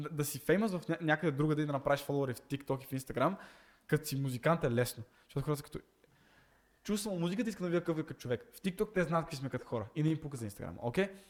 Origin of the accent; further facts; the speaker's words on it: Montana, Montana Province, Bulgaria; Аз съм от Монтана